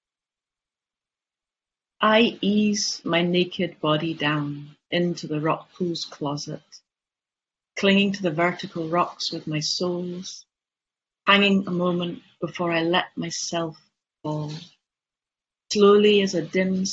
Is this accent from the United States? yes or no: no; England, United Kingdom; now in Shetland, United Kingdom; I'm an English person and I can't speak Shetland